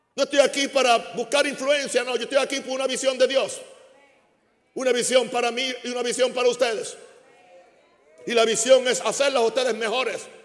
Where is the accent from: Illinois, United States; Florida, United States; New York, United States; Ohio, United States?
Illinois, United States; Chicago; Spanish is a second language; now in Panama; la tierra de mi herencia ya no es Chicago, ni es Estados Unidos. La tierra de mi herencia se llama Panamá. Legalmente soy un, soy un americano